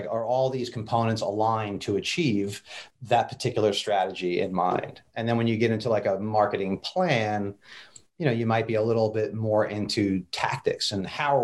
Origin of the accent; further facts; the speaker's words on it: New Jersey, United States; now in Raleigh, United States; my Jersey upbringing